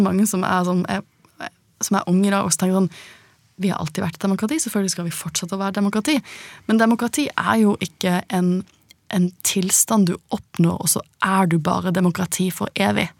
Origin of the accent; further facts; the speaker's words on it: Norway; vi er ganske tillitsfulle som nordmenn